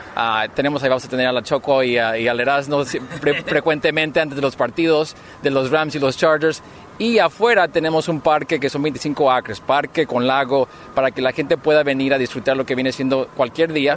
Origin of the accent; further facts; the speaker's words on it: Michoacán, Mexico; moved away; also born or lived in Los Angeles; soy mexicano de Michoacán